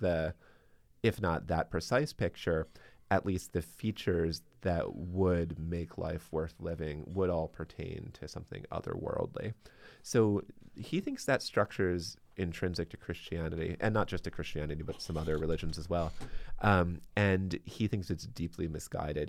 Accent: Baltimore, Maryland, United States; now in Boston, United States; I'm originally from Baltimore

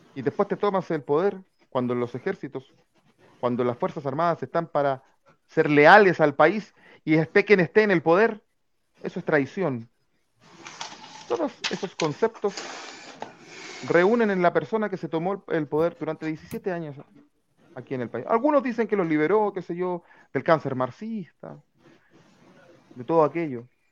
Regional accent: San Bernardo, Santiago Metropolitan Region, Chile; nosotros somos de San Bernardo

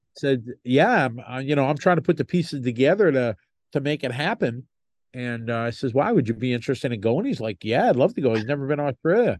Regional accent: United States; me being an American

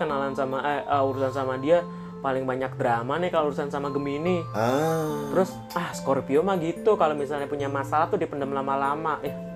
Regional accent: Java, Indonesia; kita kan sebagai orang-orang Jawa

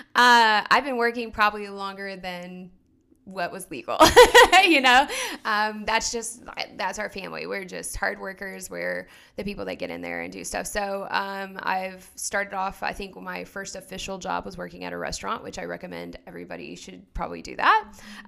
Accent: Oklahoma, United States; moved away as an adult; also born or lived in North Carolina; now in Phoenix, United States; I'm originally from Oklahoma, um, and we were I, both of us were kind of born and raised out there.

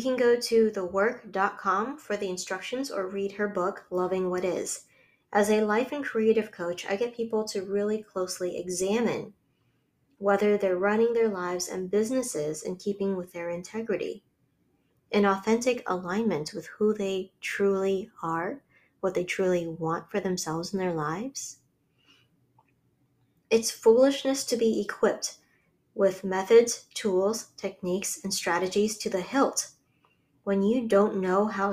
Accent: Hawaii, United States; I grew up in Hawaii around luxury vacation homes and loaded expats and tourists

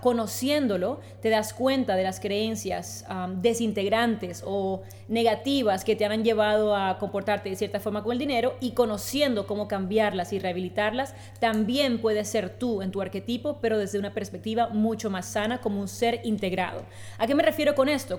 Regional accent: Colombia; moved away as an adult; now in Spain; soy colombiana, de hace tres años tengo el placer de vivir en España

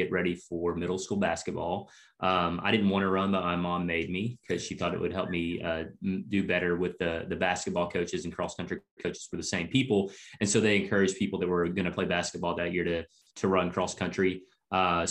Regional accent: Cleveland, Tennessee, United States; I went to high school locally in Cleveland, where Lee is at. Yeah. And middle school was actually right across the street from Lee. So, yeah, kind of been within 3 square miles my whole life as far as school goes.

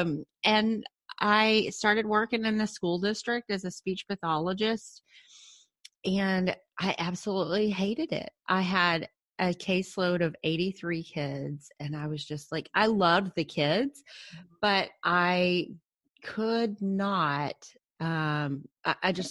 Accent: Cedar Hill, Texas, United States; I grew up in a small suburb of Dallas called Cedar Hill

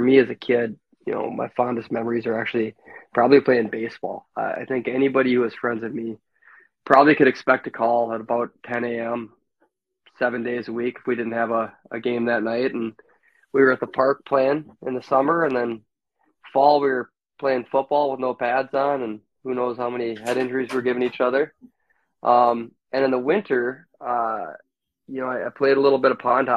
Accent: Maple Grove, Minnesota, United States; also born or lived in Williston, North Dakota; landed in Maple Grove, Minnesota, a lot different Maple Grove, Minnesota than now, at roughly the age of five or six, where I started my journey here and went to elementary school

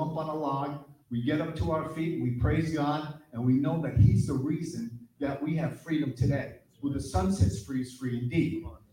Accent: New London, Connecticut, United States; now in Vermont, United States; New London, Connecticut. That's where I'm from

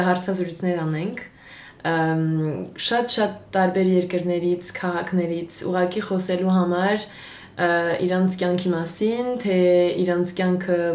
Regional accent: Marseille, Provence-Alpes-Côte d'Azur, France; now in Paris, France; Ես ծնվել եմ Մարսել քաղաքում, Ֆրանսիայում եւ հիմա աշխատում եմ որպես լրագրող բայց հայ եմ

